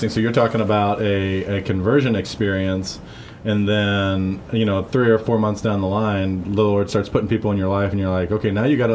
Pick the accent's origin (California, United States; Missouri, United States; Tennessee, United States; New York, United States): Missouri, United States; St. Louis; I'm here with my friend …, and we're both from the St. Louis area.